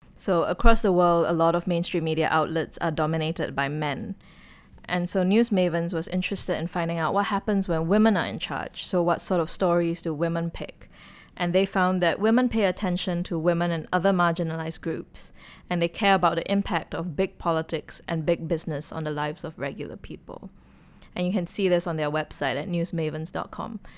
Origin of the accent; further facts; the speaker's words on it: Singapore; as a Singaporean